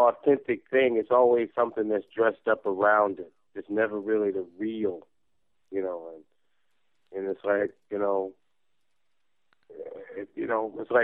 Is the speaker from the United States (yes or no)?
yes; New York, United States; I'm from New York